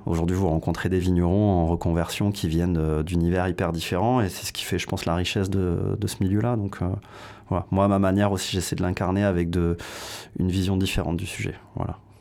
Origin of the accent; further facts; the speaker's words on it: Pau, Nouvelle-Aquitaine, France; also born or lived in Soorts-Hossegor; je suis né à Pau, donc forcément euh, dans, un, dans un lieu viticole, puisque vous êtes dans le Jurançonnet au sens large. Euh, j'ai habité à la campagne quasiment jusqu'à 25 ans